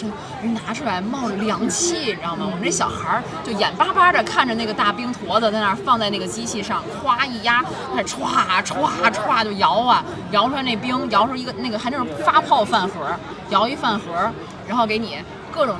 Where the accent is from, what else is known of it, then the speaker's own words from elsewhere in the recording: Tianjin, China; 我们天津人